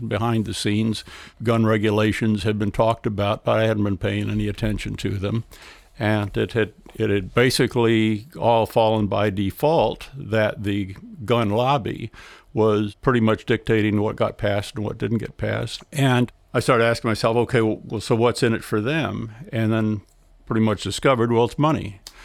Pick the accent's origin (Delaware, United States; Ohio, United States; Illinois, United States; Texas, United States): Delaware, United States; We come from Delaware